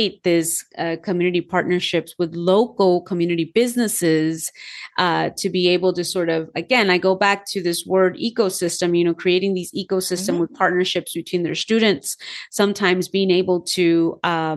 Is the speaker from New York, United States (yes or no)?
no; Los Angeles, California, United States; I was born and raised in Los Angeles